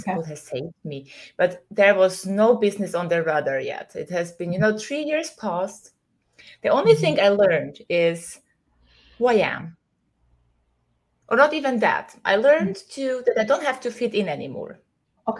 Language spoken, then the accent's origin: English; Vienna, Austria; moved away as an adult; now in Greece; So I left my hometown. I left the society I was trying to live. Where? Vienna, Austria, in Europe.